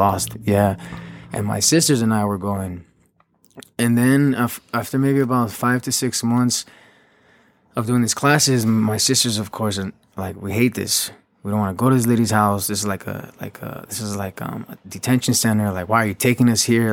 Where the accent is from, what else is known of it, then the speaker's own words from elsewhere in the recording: Los Angeles, California, United States; also born or lived in Huntington Park, California / Downey, California / Paris; I was born and raised in South Los Angeles